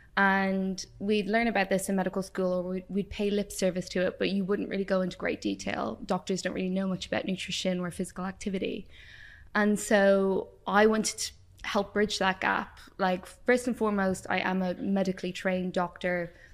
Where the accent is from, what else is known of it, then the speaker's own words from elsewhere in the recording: Ireland; moved away as an adult; also born or lived in Wales; if you haven't guessed from my accent, I grew up in Ireland